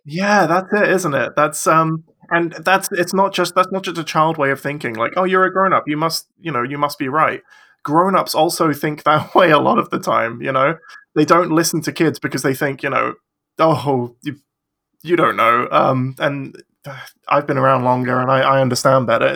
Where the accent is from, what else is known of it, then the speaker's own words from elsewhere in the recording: England, United Kingdom; I am from England